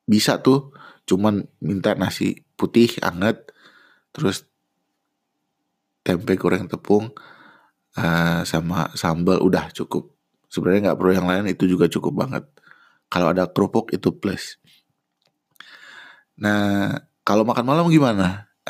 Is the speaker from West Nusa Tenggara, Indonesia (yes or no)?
no; Bandung, West Java, Indonesia; also born or lived in Depok; Kebetulan kan saya lahir dan besar di Bandung. Sementara saya kuliah satunya di UI di Depok.